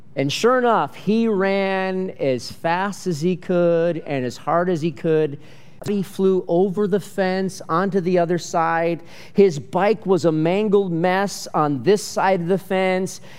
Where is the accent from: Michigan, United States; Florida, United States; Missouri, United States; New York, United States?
Michigan, United States; growing up in Michigan